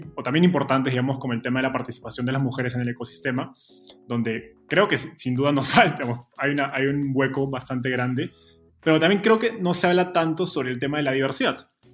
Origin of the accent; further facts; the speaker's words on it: Peru; moved away as an adult; now in Mexico; yo soy peruano